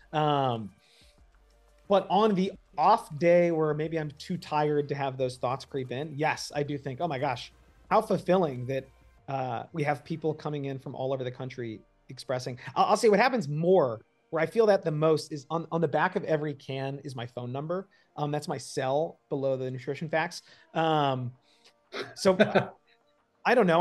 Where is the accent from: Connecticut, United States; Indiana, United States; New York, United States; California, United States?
New York, United States; outside; I grew up outside New York